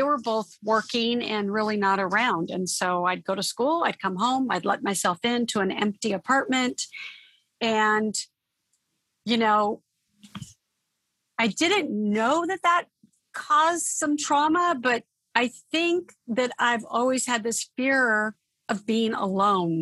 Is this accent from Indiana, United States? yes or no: no; Torrance, California, United States; also born or lived in Oakland, California; I grew up in the South Bay area of California. So I'm a Southern California girl. And I was born in Oakland, California, but moved when I was a baby to the Torrance area and South Bay area.